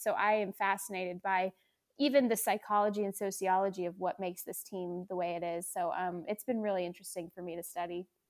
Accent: West Coast, United States; moved away as an adult; also born or lived in Seattle / North Carolina; now in Southern California, United States; I grew up out on the West Coast

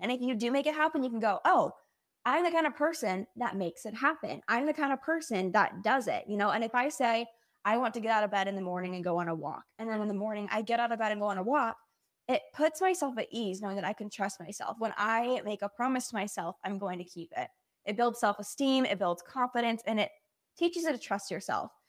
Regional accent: Utah, United States; moved away as an adult; also born or lived in Provo, Utah; now in Austin, United States; So I grew up in Utah. I never moved

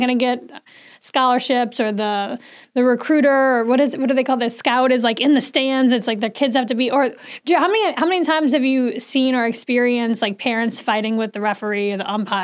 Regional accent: New Orleans, Louisiana, United States; now in Saratoga Springs, United States; I'm from New Orleans

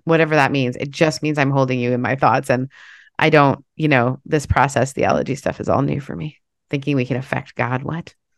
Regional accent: Canada; I grew up in Canada

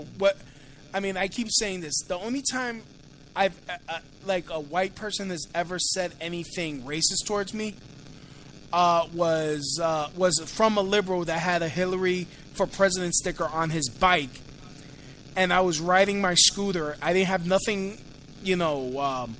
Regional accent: New York City, New York, United States; I'm from Williamsburg, Brooklyn. Which is, as you may or may not know, is a very hipster.

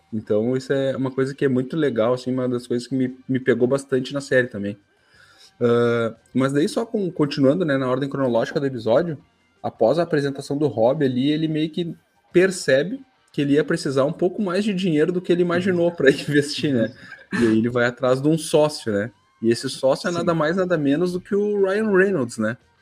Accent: Brazil; a gente é brasileiro

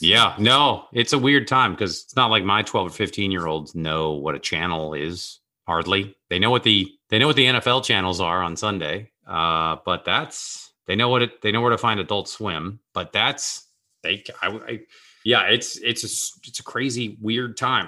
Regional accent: Seattle, Washington, United States; now in Los Angeles, United States; I grew up in Seattle where half of the people, a, at a time when half the people worked at Boeing

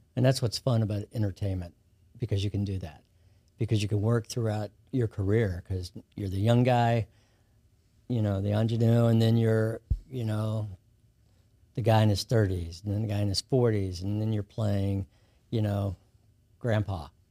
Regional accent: Kentucky, United States; moved away as an adult; also born or lived in Los Angeles; now in Baton Rouge, United States; I grew up in Kentucky

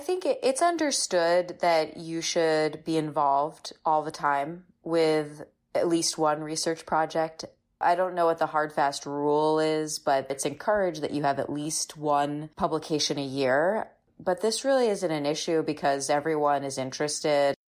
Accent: Boston, Massachusetts, United States; moved away as an adult; now in Chicago, United States; I'm from the Boston area. So, in s, you know, I'm a Bostonian by heart, and I love Boston

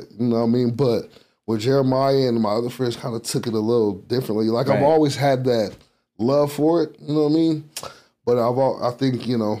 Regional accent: Virginia, United States; I'm from Virginia.

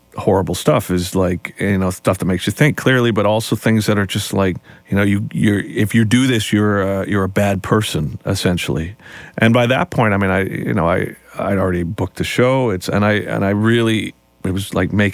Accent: Canada; as a Canadian band

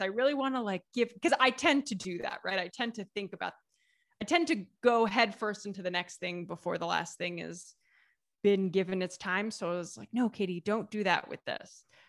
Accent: Southeast Ohio, United States; moved away as an adult; also born or lived in southern Italy; now in Italy; There's the name of a fruit that is really big where I'm from in Southeast Ohio.

